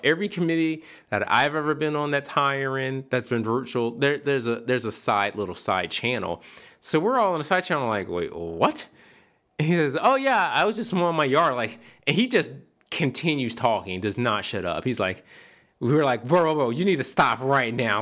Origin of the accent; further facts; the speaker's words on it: Philadelphia, Pennsylvania, United States; moved away; I grew up in the fifth large, the, at the time, the fifth largest city in America.